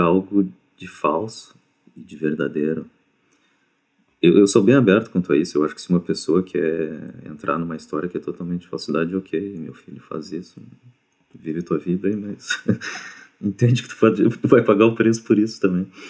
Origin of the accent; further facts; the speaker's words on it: Brazil; eu sou brasileiro